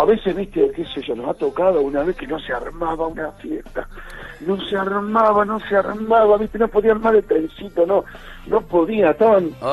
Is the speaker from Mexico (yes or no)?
no; Villa Ramallo, Buenos Aires Province, Argentina; born or raised there